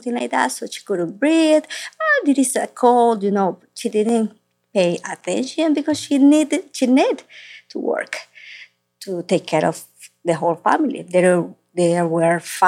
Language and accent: English; Caracas, Capital District, Venezuela; moved away as an adult; now in United States; I was born in Caracas, Venezuela